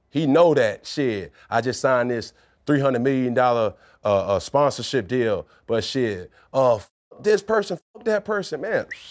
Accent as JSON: {"language": "English", "town": "Atlanta", "region": "Georgia", "country": "United States", "said": "I'm from Atlanta, Georgia"}